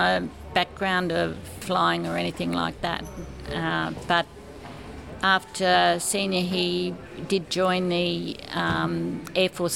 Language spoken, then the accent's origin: English; Bell, Queensland, Australia; I'm originally from Bell, out near Dalby in Queensland